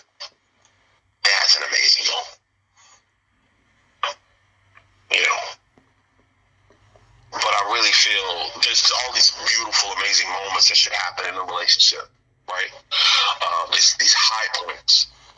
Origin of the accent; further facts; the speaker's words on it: New Orleans, Louisiana, United States; I'm from Louisiana, from New Orleans